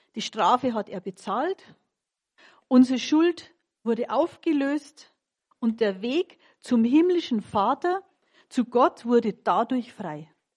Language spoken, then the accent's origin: German; Munich, Bavaria, Germany; Ich bin geborene Münchnerin